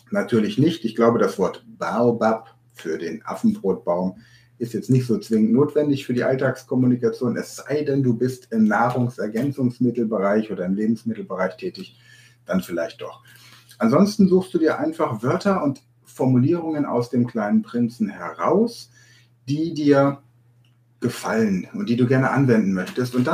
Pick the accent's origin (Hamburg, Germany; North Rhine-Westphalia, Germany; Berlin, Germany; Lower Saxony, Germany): Lower Saxony, Germany; Hanover; born there; Ich bin in Hannover geboren, noch nicht mal in Hannover wird Hochdeutsch gesprochen.